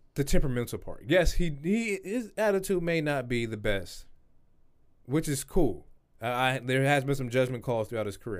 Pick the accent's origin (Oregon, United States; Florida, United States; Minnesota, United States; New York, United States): Oregon, United States; Portland; we are from Portland